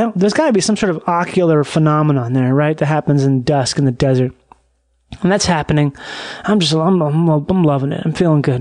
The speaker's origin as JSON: {"language": "English", "town": "Rochester", "region": "Minnesota", "country": "United States", "tie": "born or raised there", "said": "growing up in Rochester, Minnesota"}